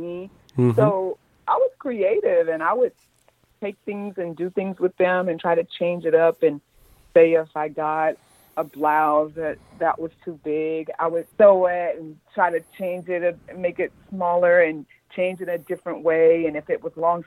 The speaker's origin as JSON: {"language": "English", "region": "the South", "country": "United States", "tie": "born or raised there", "said": "me growing up in the South"}